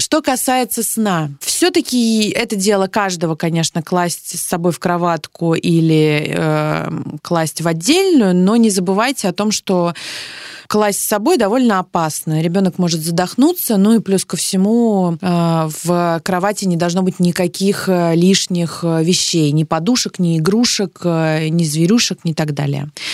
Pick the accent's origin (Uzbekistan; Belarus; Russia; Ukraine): Russia; Saint Petersburg; Я из Петербурга